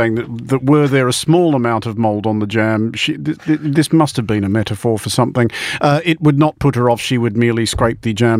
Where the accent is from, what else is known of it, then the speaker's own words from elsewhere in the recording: Australia; As an Australian